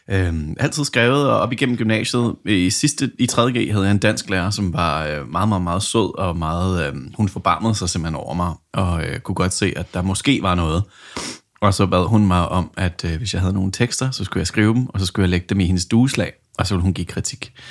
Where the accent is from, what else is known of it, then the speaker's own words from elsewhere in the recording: New Zealand; also born or lived in England; jeg kan jo sige måske lidt om min baggrund, at jeg er vokset op på New Zealand og født i North England, og der, der startede man jo en lille smule tidligere